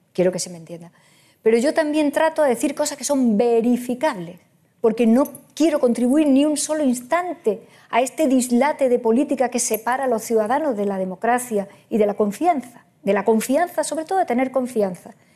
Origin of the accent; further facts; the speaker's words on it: Andalusia, Spain; Yo soy andaluza